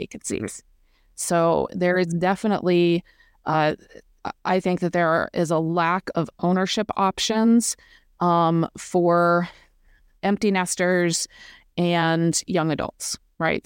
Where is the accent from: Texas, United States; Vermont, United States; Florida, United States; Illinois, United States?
Vermont, United States; now in Bloomington, United States; I'm from Vermont originally